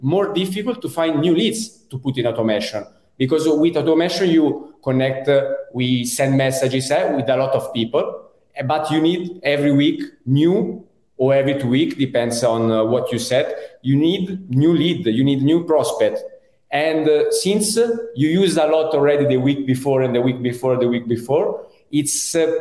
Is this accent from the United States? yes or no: no; Italy; accent: Italian; English is a second language; also born or lived in Europe; now in Spain; as you can understand from my accent, I'm Italian, and I think I lived many years abroad around Europe. Now I'm in Spain